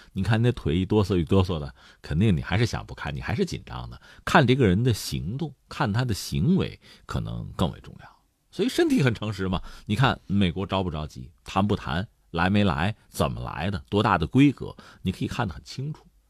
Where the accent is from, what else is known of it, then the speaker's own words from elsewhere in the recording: China; 对我们中国人来讲